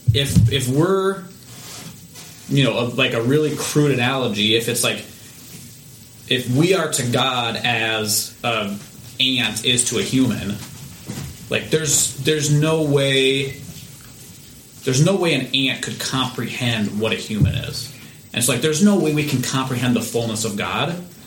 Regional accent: United States; I'm an American

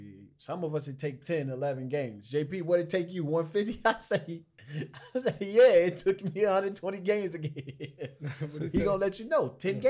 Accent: Chicago, Illinois, United States; I'm from Chicago.

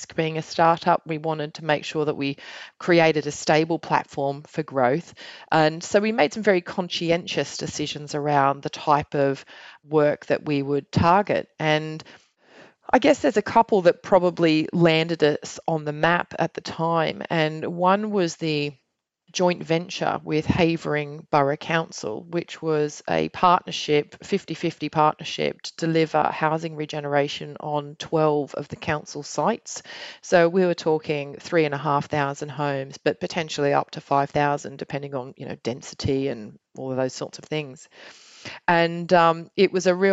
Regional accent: Australia; now in United Kingdom; I'm Australian

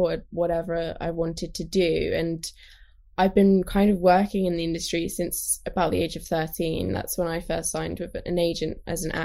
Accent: London, United Kingdom; I grew up in London

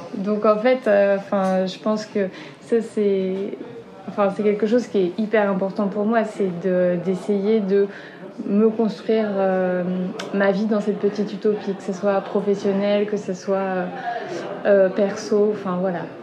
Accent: Sarthe, Pays de la Loire, France; moved away; also born or lived in Nantes; j'ai grandi en Sarthe

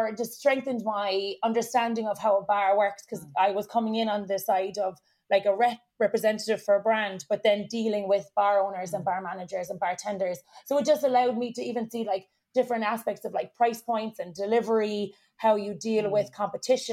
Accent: Ireland; accent: Irish; moved away as an adult; also born or lived in New York, United States; my Irish accent got a lot stronger

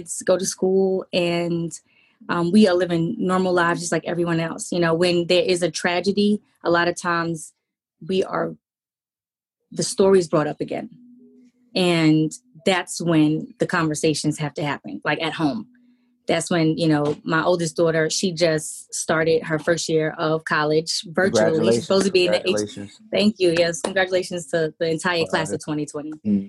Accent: New York City, New York, United States; We're both from Jamaica, Queens.

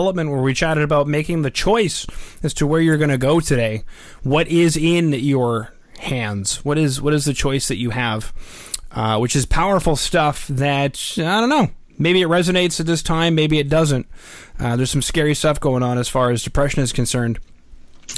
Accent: Winnipeg, Manitoba, Canada; now in Edmonton, Canada; I may live in Edmonton, baby, but I'm from Winnipeg.

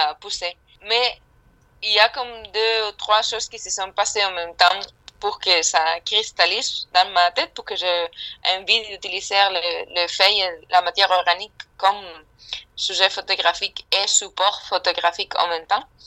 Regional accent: Spain; French is a second language; now in London, United Kingdom; moi, je suis espagnole, euh, j'habite à Londres

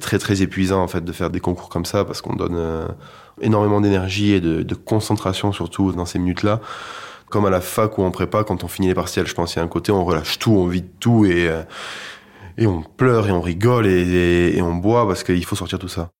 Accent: Toulouse, Occitania, France; Moi, je viens de Toulouse, dans une famille de musiciens

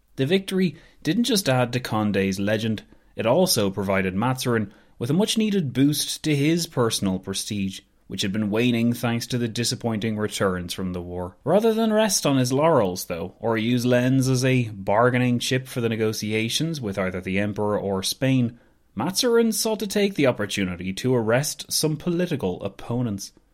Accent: Ireland; as an Irish person

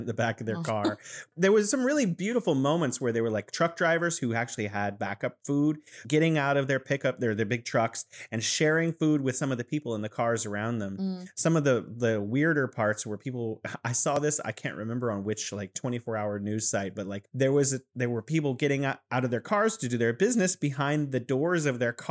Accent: California, United States; now in Wuhan, China; I'm originally from California, and I'm living here in beautiful Wuhan, China

